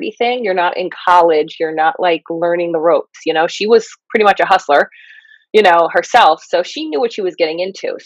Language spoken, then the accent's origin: English; New Jersey, United States; I'm from Jersey